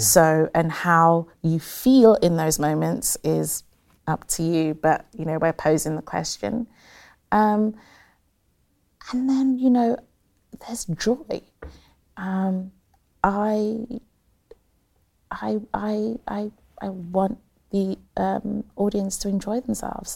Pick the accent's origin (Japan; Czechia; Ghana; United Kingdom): United Kingdom; Croydon, London; I'm from Croydon